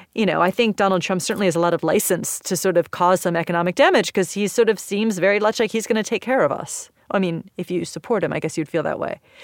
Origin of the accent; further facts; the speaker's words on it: United States; I'm American